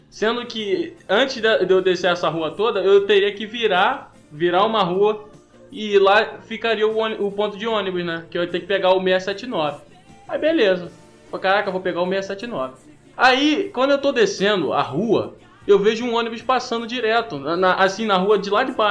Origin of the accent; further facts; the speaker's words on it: Rio de Janeiro, Brazil; Eu mano, sou carioca